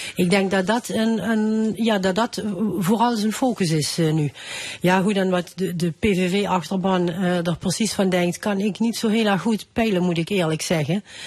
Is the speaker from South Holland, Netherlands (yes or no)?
no; Thorn, Limburg, Netherlands; accent: Limburgish dialect; ik spreek ook dialect. Ik kom uit Toer